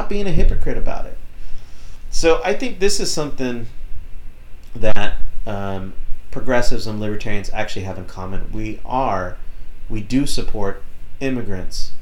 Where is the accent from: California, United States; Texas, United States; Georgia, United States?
Texas, United States; as a Texan